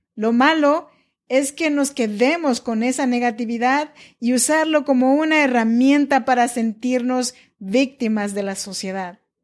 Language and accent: Spanish; Chinantec region, Oaxaca, Mexico; now in Sacramento, United States; Soy nacida en Oaxaca, México, en la región chinanteca. Pero yo vivo y grabo este podcast desde Sacramento, California